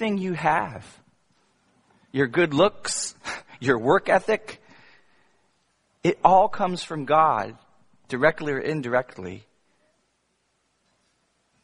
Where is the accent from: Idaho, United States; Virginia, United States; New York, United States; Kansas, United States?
Virginia, United States; I grew up in Virginia